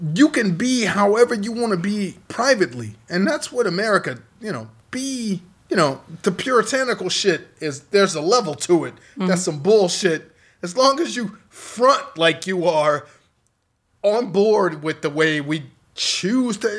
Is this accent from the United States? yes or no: yes; Chicago, Illinois, United States; I'm from Chicago